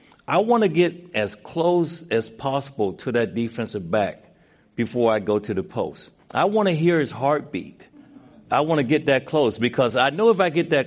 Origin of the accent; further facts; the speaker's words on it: Mississippi, United States; I was born in Mississippi